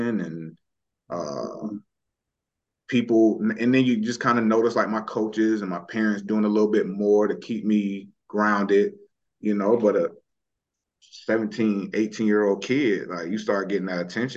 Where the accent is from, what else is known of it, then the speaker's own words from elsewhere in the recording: Tallahassee, Florida, United States; I grew up in Tallahassee